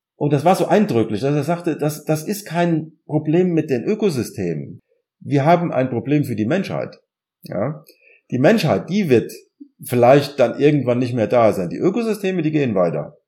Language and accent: German; Germany; moved away as an adult; also born or lived in Ireland; now in Gießen, Germany; man fühlt sich dann doch irgendwann als Deutscher